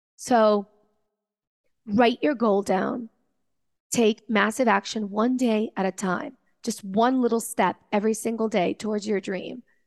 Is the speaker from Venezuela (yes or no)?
yes; Venezuela; I come from Venezuela